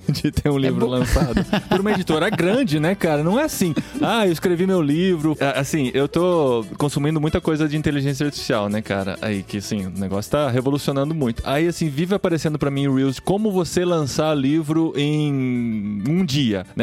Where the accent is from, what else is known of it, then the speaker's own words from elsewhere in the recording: Piracicaba, São Paulo, Brazil; Eu sou de Piracicaba, não posso falar nada.